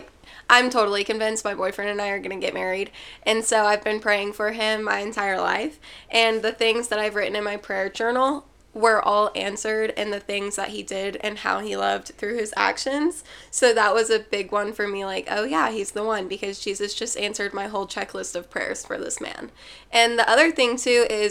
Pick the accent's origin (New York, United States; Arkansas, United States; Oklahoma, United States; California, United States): Arkansas, United States; Little Rock; I am from Little Rock, Arkansas